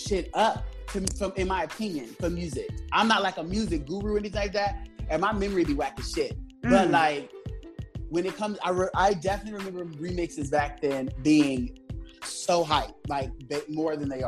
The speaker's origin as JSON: {"language": "English", "town": "Los Angeles", "region": "California", "country": "United States", "moved": "yes", "lives_now": "New York, United States", "said": "I'm originally from Los Angeles"}